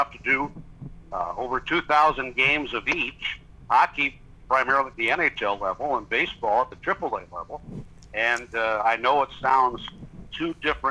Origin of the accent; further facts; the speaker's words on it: Galesburg, Illinois, United States; moved away as an adult; also born or lived in Buffalo; now in Nashville, United States; I started in my hometown of Galesburg, Illinois